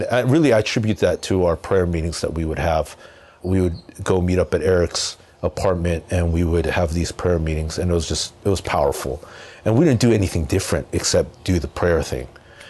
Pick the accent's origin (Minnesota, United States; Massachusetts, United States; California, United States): California, United States; Anaheim; I grew up in Southern California, and really like in Southern California, you could grow up pretty much hanging around with just your own culture, subculture group.